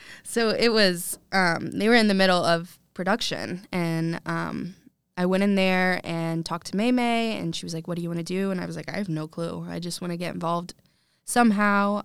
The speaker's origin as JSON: {"language": "English", "town": "Lexington", "region": "Kentucky", "country": "United States", "tie": "born or raised there", "said": "I'm from Lexington, born and raised"}